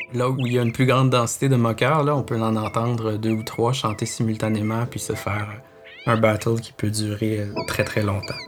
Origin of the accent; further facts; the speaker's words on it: Quebec City, Quebec, Canada; moved away as an adult; now in Montreal, Canada; Je suis originaire de Québec.